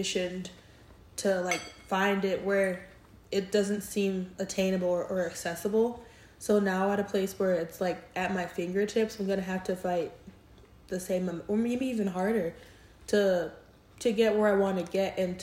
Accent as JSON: {"language": "English", "region": "New York", "country": "United States", "tie": "born or raised there", "moved": "yes", "lives_now": "Houston, United States", "said": "growing up in New York"}